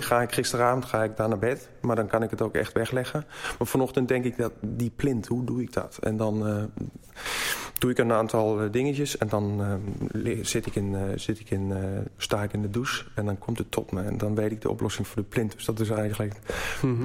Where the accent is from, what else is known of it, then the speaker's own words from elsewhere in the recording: Black Forest, Baden-Württemberg, Germany; Dutch is a second language; moved away as an adult; now in Netherlands; ik kom uit het Zwarte Woud. Geboren getogen